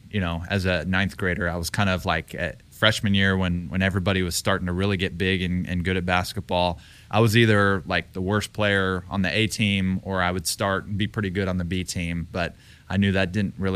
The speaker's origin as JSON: {"language": "English", "region": "Texas", "country": "United States", "said": "they knew that I was from Texas."}